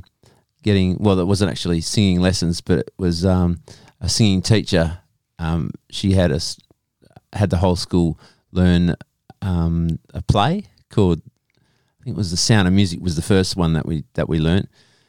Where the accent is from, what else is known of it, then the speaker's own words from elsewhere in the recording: Lake Grace, Western Australia, Australia; Yep. Little country town called Lake Grace.